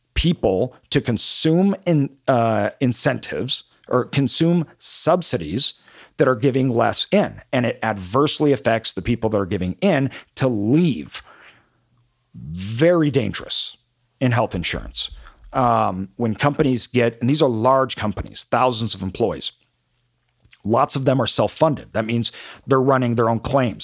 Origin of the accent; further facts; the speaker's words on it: Boise, Idaho, United States; when I grew up in Boise